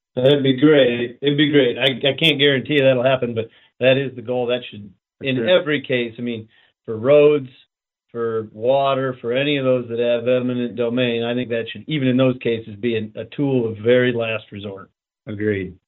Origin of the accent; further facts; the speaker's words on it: Fort Pierre, South Dakota, United States; I'm from Fort Pierre.